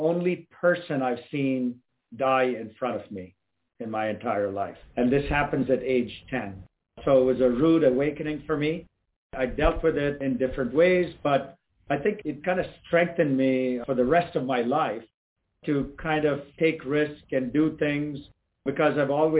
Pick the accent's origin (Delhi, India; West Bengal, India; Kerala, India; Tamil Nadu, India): Tamil Nadu, India; Chennai; moved away as an adult; now in United States; I was in India and I grew up there in Chennai